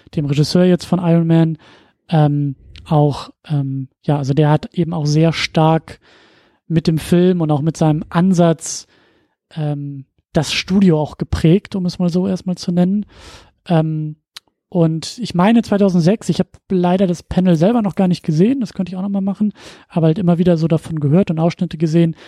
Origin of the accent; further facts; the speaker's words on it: Husum, Schleswig-Holstein, Germany; moved away; in meiner Heimatstadt, Kleinstadt äh, in Husum